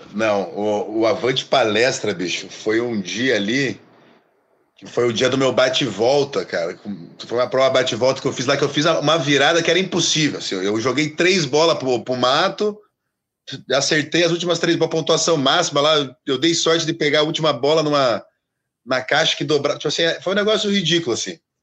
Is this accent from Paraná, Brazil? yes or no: yes; Curitiba, Paraná, Brazil; Sou, sou de Curitiba